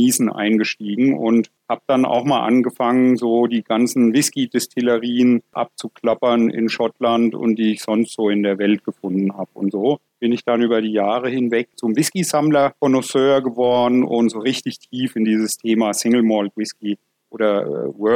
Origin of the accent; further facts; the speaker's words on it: Bavaria, Germany; Und da kam dann ein Anruf aus meinem Heimatdorf in Unterfranken, dass da eine alte Textilfabrik in Schieflage geraten ist